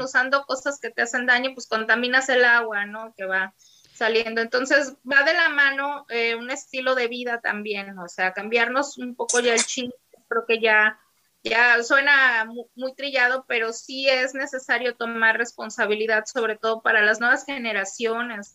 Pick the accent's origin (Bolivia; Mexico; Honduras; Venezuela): Mexico; Poza Rica, Veracruz; yo soy de la ciudad de Poza Rica, Veracruz